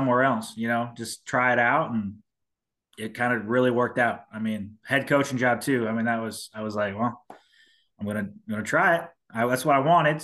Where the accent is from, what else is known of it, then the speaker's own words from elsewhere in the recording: Nebraska, United States; moved away as an adult; now in South Carolina, United States; I moved from Nebraska. That's where I'm from.